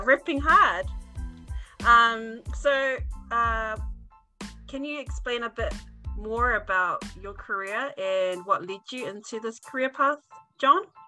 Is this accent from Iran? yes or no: no; New Zealand; having been born and raised in New Zealand, why I, as a Tongan